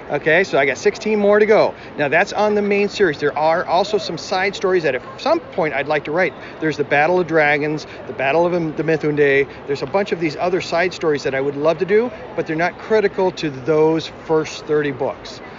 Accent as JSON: {"language": "English", "region": "Wisconsin", "country": "United States", "said": "Wisconsin. Actually, I live right on the Mississippi River. So we see deer and, and uh, bald eagles and stuff all the time. Small little town, about five, 6,000 people."}